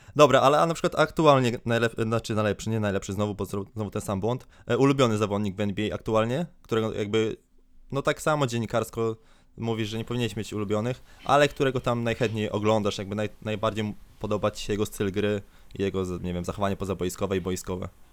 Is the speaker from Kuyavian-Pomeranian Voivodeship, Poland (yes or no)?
yes; Grudziądz, Kuyavian-Pomeranian Voivodeship, Poland; jestem z Grudziądza